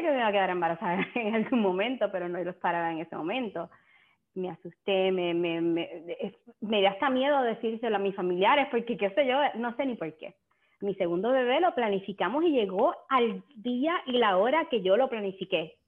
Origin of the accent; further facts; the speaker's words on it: San Germán, Puerto Rico; yo soy de Puerto Rico también, de San Germán